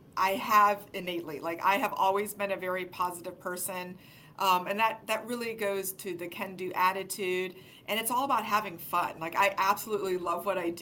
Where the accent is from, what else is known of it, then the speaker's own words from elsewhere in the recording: Erie, Pennsylvania, United States; moved away as an adult; also born or lived in Washington, D.C.; I grew up in Erie, Pennsylvania